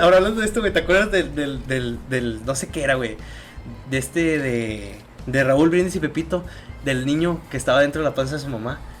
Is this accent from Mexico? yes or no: yes; Mexico; puedo decir que también soy mexicano